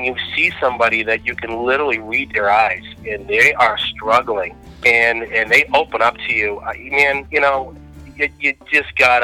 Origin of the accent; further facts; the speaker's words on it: New England, United States; now in Naples, United States; I am originally from New England